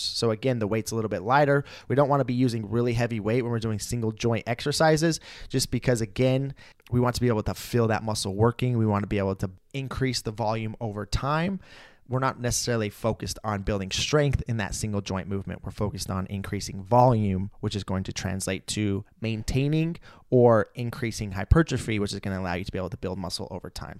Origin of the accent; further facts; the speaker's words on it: Idaho, United States; moved away; when I lived in my hometown in Idaho